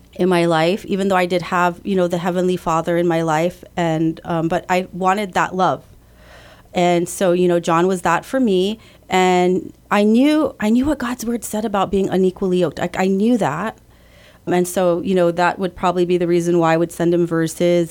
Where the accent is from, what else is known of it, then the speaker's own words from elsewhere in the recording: Guam; also born or lived in California; I was born in California, but raised here in Guam